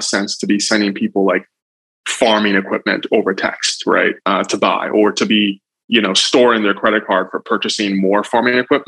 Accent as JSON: {"language": "English", "country": "Nigeria", "tie": "born or raised there", "moved": "yes", "lives_now": "United States", "said": "I'm Nigerian by birth, but I came here a long time ago and naturalized."}